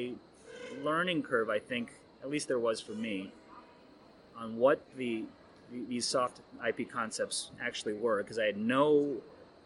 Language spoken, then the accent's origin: English; Ohio, United States; I grew up in Ohio, basically on a farm